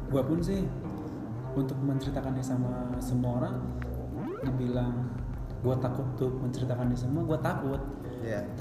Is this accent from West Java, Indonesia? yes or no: yes; Bogor, West Java, Indonesia; Saya dari Bogor.